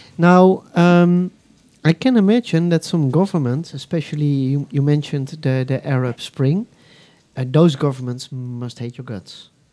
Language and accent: English; Netherlands; I'm from the Netherlands.